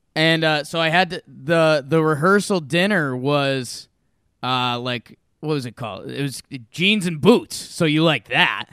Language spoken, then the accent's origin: English; Northeast, United States; now in Denver, United States; I'm from the Northeast